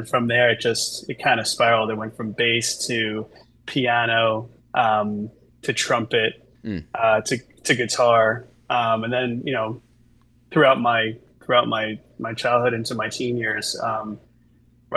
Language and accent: English; Long Island, New York, United States; I grew up in Long Island, New York.